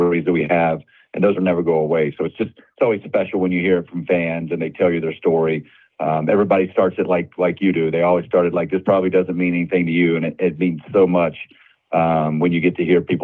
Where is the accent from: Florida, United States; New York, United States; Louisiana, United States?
Florida, United States; Tallahassee; moved away as an adult; also born or lived in Chicago; growing up in Tallahassee and TBS, you couldn't help but be a Braves fan